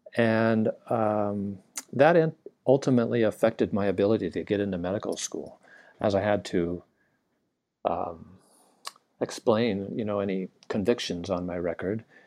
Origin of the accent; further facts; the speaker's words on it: Southern California, United States; now in Hawaii, United States; I grew up in Southern California